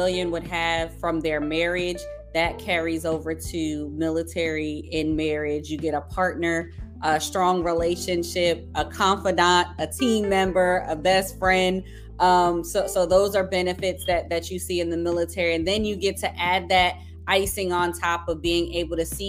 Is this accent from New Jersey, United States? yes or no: yes; New Jersey, United States; I grew up in New Jersey.